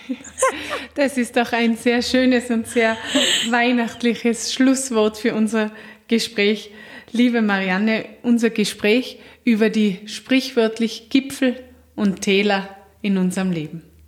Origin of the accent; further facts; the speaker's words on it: Austria; bei uns in Österreich